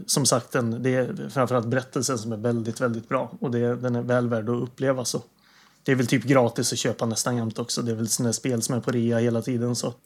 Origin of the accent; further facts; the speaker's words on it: Värmland, Sweden; moved away; jag är hemma i Värmland